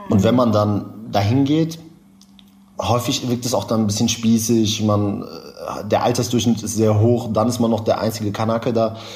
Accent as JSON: {"language": "German", "town": "Essen", "region": "North Rhine-Westphalia", "country": "Germany", "tie": "born or raised there", "said": "Also ich glaube, ich bin abseits"}